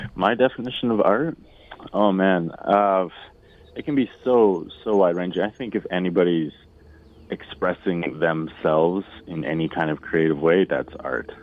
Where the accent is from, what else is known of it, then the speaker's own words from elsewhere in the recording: Alberta, Canada; I grew up in Alberta